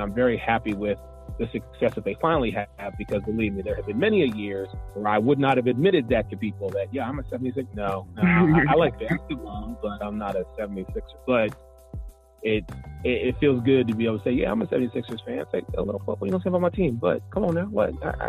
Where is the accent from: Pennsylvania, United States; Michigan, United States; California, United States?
Pennsylvania, United States; Philadelphia; now in Orlando, United States; growing up in the Pennsylvania, Philadelphia area, I don't still live up there